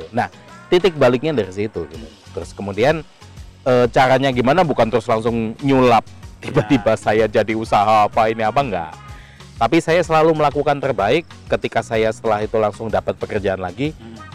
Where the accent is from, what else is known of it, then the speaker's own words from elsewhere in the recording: Lampung, Indonesia; moved away as an adult; now in Jakarta, Indonesia; singkat cerita saya lahir sampai SMA di Lampung hmm. gitu. E, eh, 96 saya hijrah ke Jakarta.